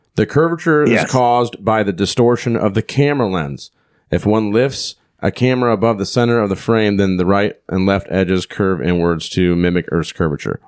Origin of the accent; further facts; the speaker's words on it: Iowa, United States; we're from here from Iowa